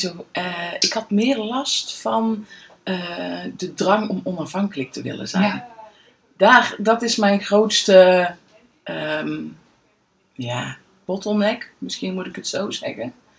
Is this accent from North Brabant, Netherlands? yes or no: yes; Veldhoven, North Brabant, Netherlands; woon in Veldhoven eigenlijk al heel mijn leven.